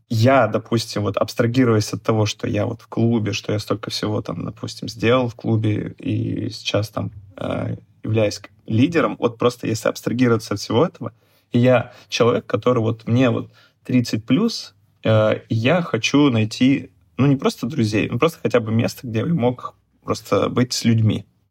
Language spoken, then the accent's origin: Russian; Chelyabinsk Oblast, Russia; moved away as an adult; now in Saint Petersburg, Russia; я в своем родном городе, откуда я приехал, из Челябинска, девять лет назад